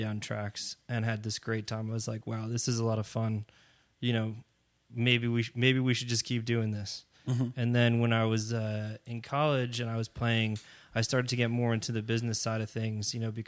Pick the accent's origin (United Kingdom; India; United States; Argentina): United States; Englewood, New Jersey; I mean, I'm from New Jersey originally. Mm-hmm. That's where I grew up. Spent most of my young adult days running around Bergen County, Englewood, New Jersey.